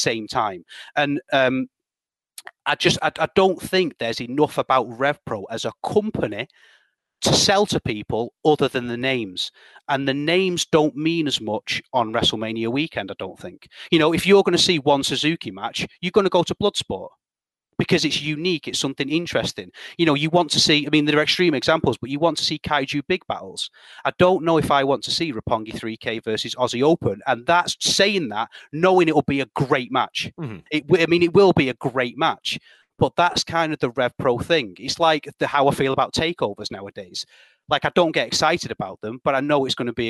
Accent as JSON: {"language": "English", "country": "United Kingdom", "said": "I'm British"}